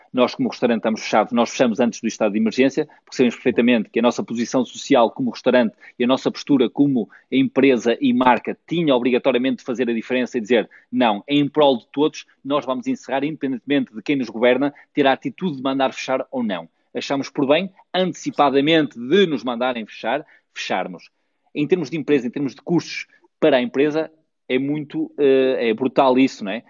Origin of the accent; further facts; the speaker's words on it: Barcelos, Norte, Portugal; eu sou da minha terra, pá. É verdade, Barcelos, a Barcelos